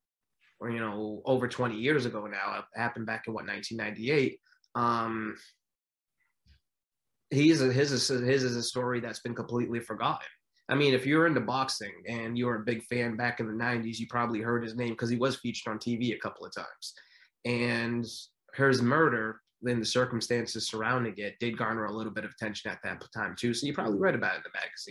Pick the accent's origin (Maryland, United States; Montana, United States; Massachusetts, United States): Massachusetts, United States; New Bedford; Where I grew up in New Bedford, Massachusetts